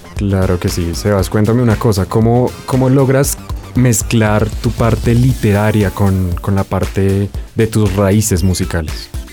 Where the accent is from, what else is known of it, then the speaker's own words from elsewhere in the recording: Bogotá, Colombia; soy de la ciudad de Bogotá